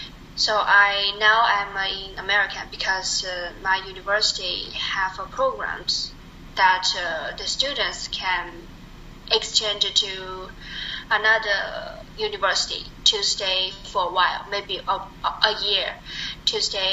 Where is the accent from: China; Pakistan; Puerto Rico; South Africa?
China; English is a second language; moved away as an adult; also born or lived in Beijing; now in United States; I come from China